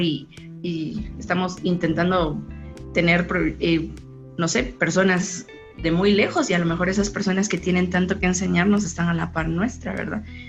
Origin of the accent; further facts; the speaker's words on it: San Pedro Sacatepéquez, San Marcos, Guatemala; soy originaria de San Pedro, Zacatepeque, San Marcos